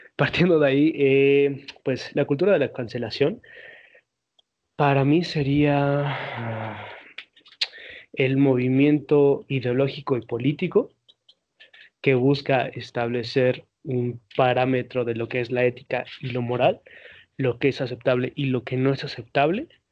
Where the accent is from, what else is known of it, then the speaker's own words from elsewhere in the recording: Mexico; todos somos mexicanos aquí los tres presentes